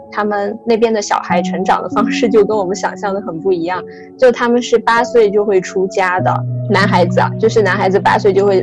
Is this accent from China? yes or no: yes; Southwest China, China; 我从小是出生在那个中国的就是西南地区，它相对是一个也是比较受这种小乘佛教所影响的一个一个区域